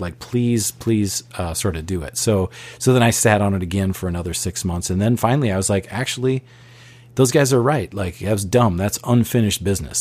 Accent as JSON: {"language": "English", "town": "Bloomington", "region": "Minnesota", "country": "United States", "tie": "born or raised there", "said": "we grew up in Bloomington, West Bloomington, Minnesota"}